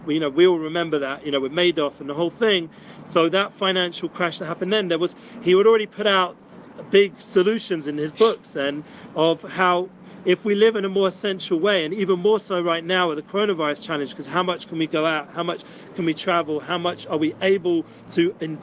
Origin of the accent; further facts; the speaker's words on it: London, United Kingdom; now in Jerusalem, Israel; usually I'm from England, from London